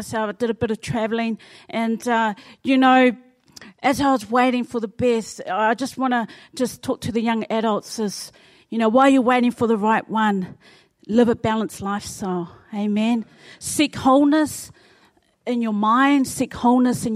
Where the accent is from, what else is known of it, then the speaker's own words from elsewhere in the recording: Wainuiomata, Wellington, New Zealand; moved away as an adult; now in Auckland, New Zealand; I'm originally from Wellington, Wainuiomata